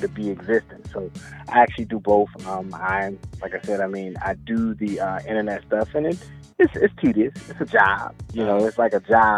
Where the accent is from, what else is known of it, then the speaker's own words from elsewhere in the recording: Greensboro, North Carolina, United States; now in Maryland, United States; I'm originally from Greensboro, North Carolina